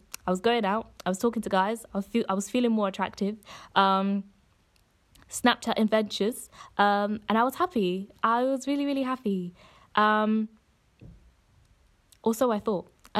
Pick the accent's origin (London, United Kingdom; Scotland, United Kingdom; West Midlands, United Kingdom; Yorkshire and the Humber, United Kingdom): West Midlands, United Kingdom; Coventry; moved away as an adult; I'm originally from the Midlands, so from Coventry, and I decided to go to the University of Essex.